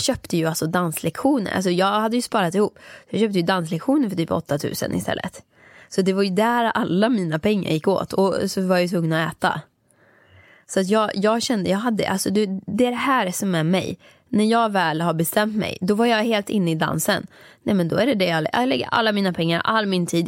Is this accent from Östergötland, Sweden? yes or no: no; Åmål, Västra Götaland, Sweden; moved away as an adult; jag jobbade där mellan jag var 15 år tills jag flyttade från Åmål när jag var 18